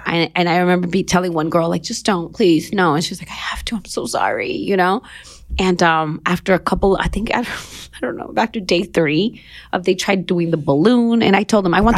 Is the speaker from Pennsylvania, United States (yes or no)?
no; Los Angeles, California, United States; Born and raised in Los Angeles, mid city